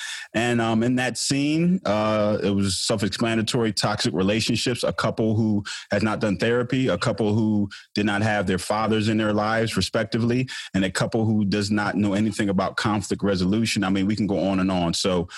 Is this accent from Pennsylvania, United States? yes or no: yes; Philadelphia, Pennsylvania, United States; my hometown, West Philly. And for those of you who don't know me … former NFL player.